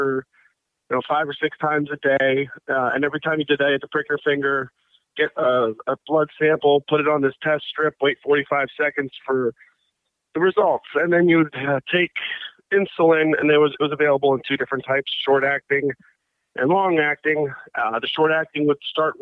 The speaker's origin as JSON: {"language": "English", "town": "Bethesda", "region": "Maryland", "country": "United States", "tie": "born or raised there", "moved": "yes", "lives_now": "McLean, United States", "said": "I grew up in Bethesda, Maryland, a suburb of Washington, D.C."}